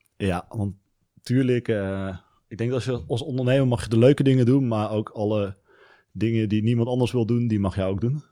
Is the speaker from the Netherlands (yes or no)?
yes; Venlo, Limburg, Netherlands; ik kom uit Venlo. Daar ben ik opgegroeid